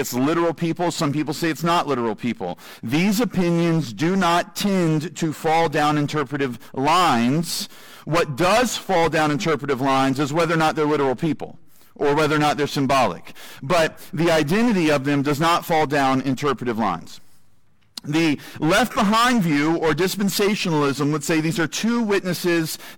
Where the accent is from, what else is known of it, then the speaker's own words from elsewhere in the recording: United States; I'm an American